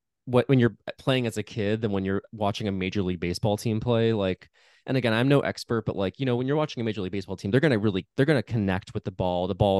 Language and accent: English; Chicago, Illinois, United States; because I grew up in and around Chicago